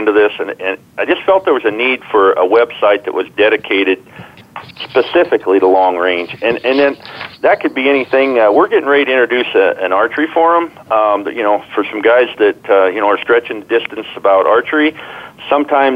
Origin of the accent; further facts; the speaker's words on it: Iowa, United States; I grew up in Iowa